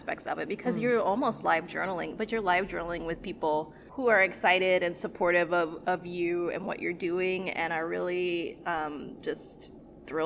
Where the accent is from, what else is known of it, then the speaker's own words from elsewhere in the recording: New York, United States; now in Minnesota, United States; I'm from New York